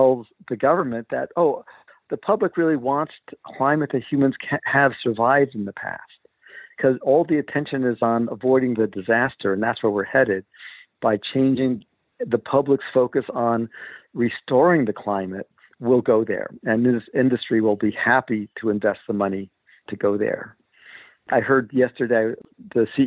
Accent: East Coast, United States; I grew up on the East Coast

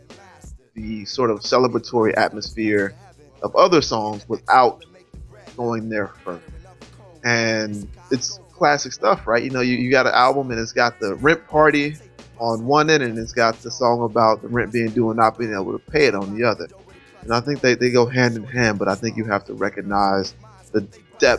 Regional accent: Charlotte, North Carolina, United States; also born or lived in Rocky Mount, North Carolina; I spent those first 10 years in Charlotte

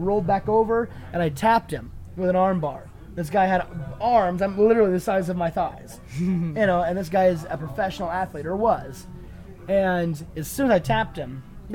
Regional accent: Belle Plaine, United States; we're from Belle Plaine

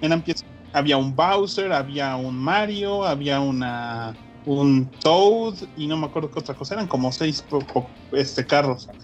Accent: Mexico; moved away; estos son de mi tierra, güey. Bueno, no tan de mi tierra

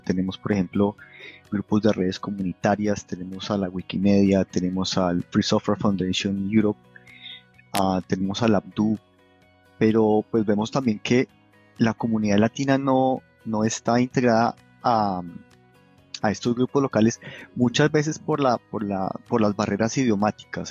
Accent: Colombia; now in Munich, Germany; yo soy colombiano

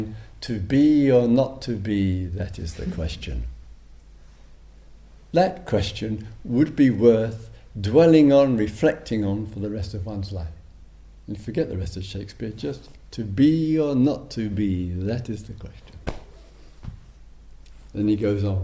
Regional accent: England, United Kingdom; Being English

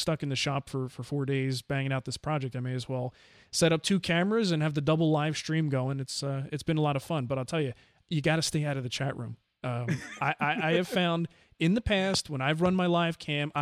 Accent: New Jersey, United States; I grew up in New Jersey and had my house broken into like 3 times

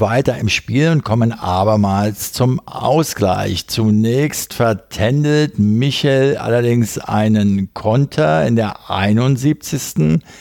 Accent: Berlin, Germany; als Berliner

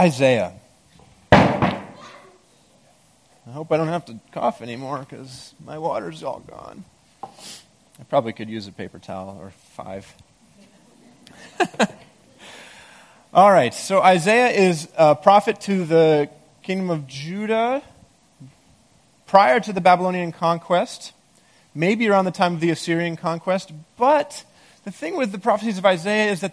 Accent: Maine, United States; moved away; I grew up in Maine, and there's a lot of black bears there

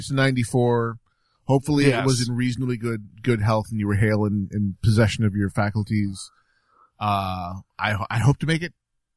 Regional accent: New York, United States; also born or lived in Southwest United States; now in Southwest, United States; I grew up in New York State where the environment will dissolve your car given enough time

